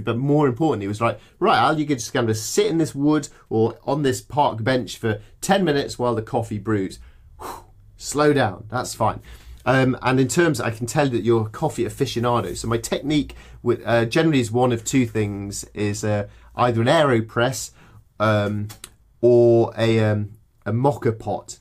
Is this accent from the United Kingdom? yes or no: yes; English countryside, England, United Kingdom; I grew up in the English countryside